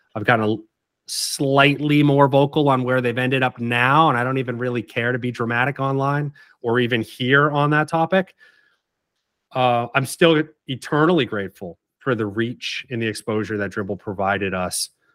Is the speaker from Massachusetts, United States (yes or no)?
yes; Oak Bluffs, Massachusetts, United States; moved away as an adult; also born or lived in Savannah; I grew up in Oak Bluffs